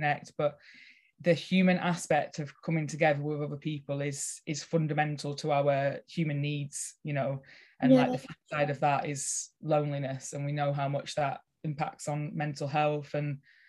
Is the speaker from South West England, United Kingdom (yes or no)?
no; Cockerham, North West England, United Kingdom; Yeah, so I am born and bred in Cockerham, which is just Lancaster area. I grew up on a farm, and when I was a teenager, I sort of thought I'm going to leave the area.